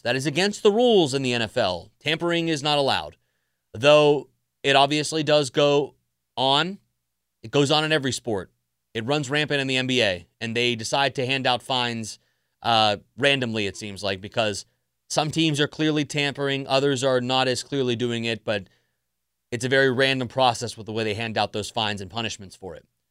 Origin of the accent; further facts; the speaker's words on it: South Florida, United States; I grew up down in South Florida